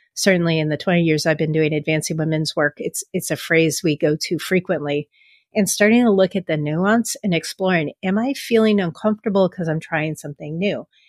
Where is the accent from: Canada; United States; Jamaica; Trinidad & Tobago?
United States; San Francisco, California; I grew up in San Francisco